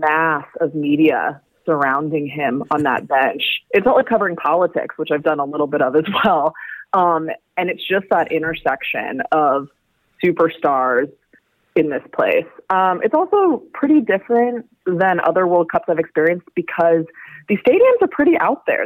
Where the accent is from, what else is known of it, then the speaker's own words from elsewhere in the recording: United States; an American myself